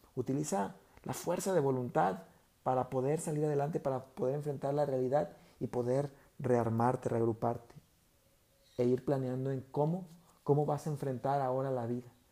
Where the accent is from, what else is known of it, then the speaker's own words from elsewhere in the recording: Mexico; como mexicanos, los mexicanos acá somos muy, eh, pues le, llamamos carrilla cuando hacemos bromas de unos y de otros